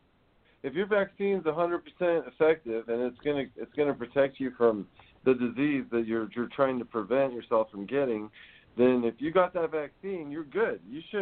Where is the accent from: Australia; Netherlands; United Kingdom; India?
Netherlands; I'm from Holland. It's not weird.